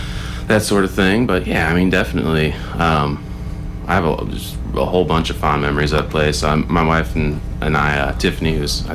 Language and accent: English; Missouri, United States; also born or lived in Springfield, Missouri; I'm from Missouri. I was born in Springfield. Lived. My parents were back to the Landers, so we lived off the grid for about 6 years down.